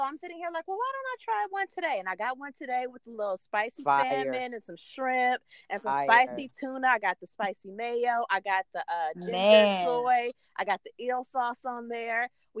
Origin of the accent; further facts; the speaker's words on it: Oakland, California, United States; moved away as an adult; also born or lived in Hayward, California; now in Los Angeles, United States; I was born in Oakland.